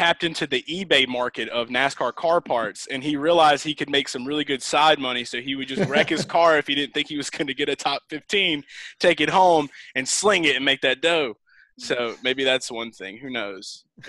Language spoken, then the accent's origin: English; New Orleans, Louisiana, United States; I'm from New Orleans and I went to Talladega a lot as a child.